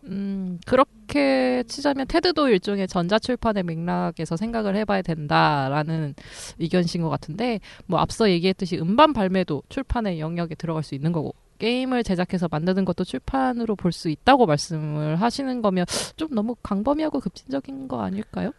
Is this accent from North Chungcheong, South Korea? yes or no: yes; Jecheon, North Chungcheong, South Korea; moved away; 제가 원래 집이 충북 제천이거든요.